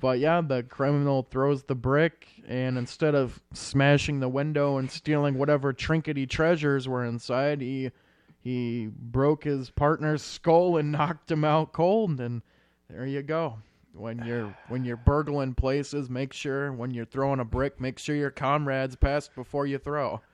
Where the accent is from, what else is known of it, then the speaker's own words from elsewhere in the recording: Iowa, United States; since we're from Iowa